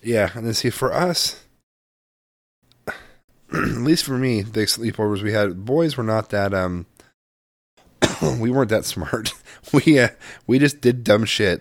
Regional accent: Midwest, United States; moved away; also born or lived in West Coast; I grew up partially in the Midwest

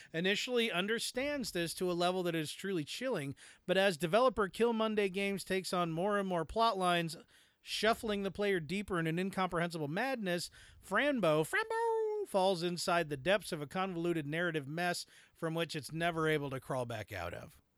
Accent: United States; as an American

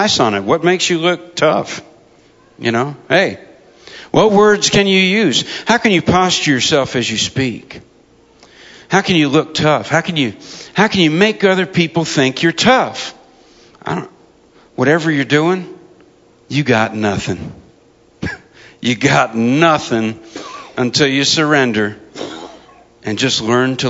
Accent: United States; As an American soldier

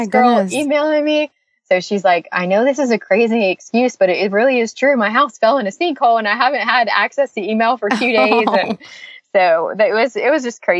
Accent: Lakeland, Florida, United States; moved away as an adult; also born or lived in St. Petersburg, Florida; now in Franklin, Tennessee, United States; back home to Lakeland, which is my hometown

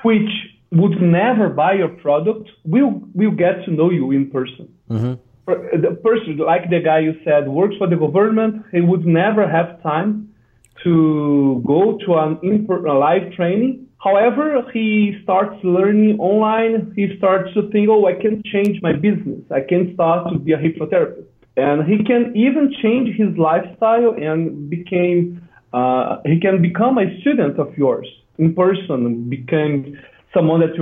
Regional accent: Brazil; I'm from Brazil

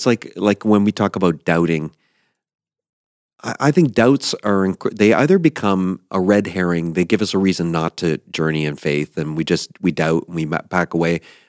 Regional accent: East Coast, United States; And I grew up on the East Coast in the ocean.

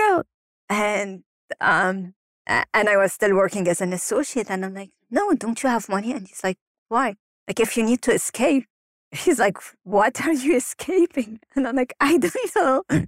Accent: Lebanon; moved away; growing up in Lebanon and living through wars and being displaced so many times

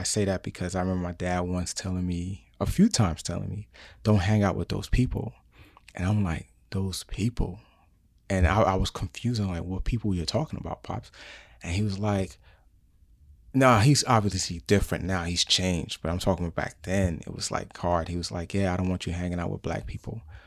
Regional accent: New York City, New York, United States; moved away; I was born in New York City and raised in New York City

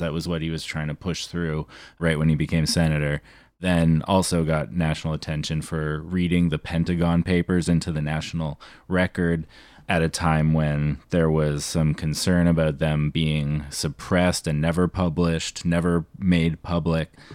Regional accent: Canada; I'm Canadian.

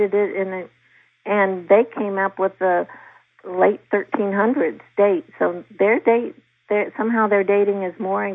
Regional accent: Virginia, United States; in Virginia, my home state

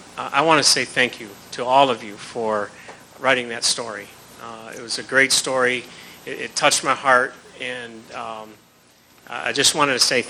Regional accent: Chicago, Illinois, United States; I'm from Chicago.

